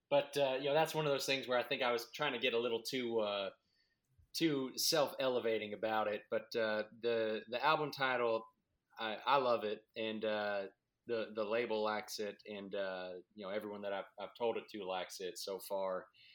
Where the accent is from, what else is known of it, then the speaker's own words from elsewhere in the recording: Brazil; Right. Yeah. And I'm from Brazil.